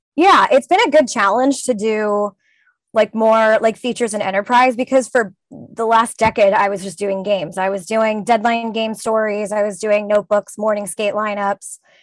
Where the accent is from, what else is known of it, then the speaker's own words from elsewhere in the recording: California, United States; I grew up in California